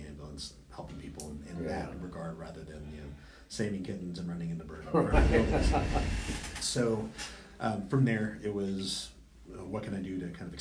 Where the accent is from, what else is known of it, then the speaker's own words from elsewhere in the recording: Odessa, Texas, United States; moved away; Grew up in Odessa, so West Texas